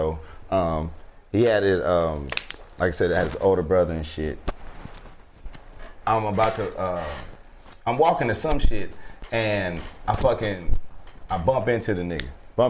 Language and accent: English; Inglewood, California, United States; Yeah, I'm from Inglewood, actually, man.